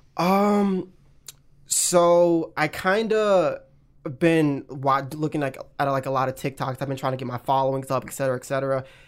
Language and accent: English; Pineville, North Carolina, United States; moved away as an adult; also born or lived in Florida; now in Atlanta, United States; I'm, like, in a small town next to Charlotte called, like, Pineville